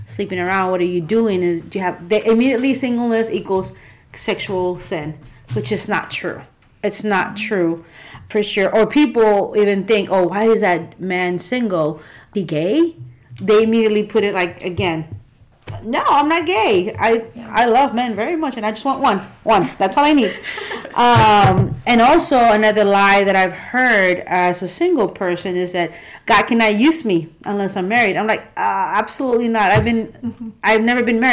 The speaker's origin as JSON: {"language": "English", "region": "South Texas", "country": "United States", "tie": "born or raised there", "moved": "as an adult", "lives_now": "Memphis, United States", "said": "I was born and raised in South Texas. I moved to Memphis 11 years ago to serve the Lord here"}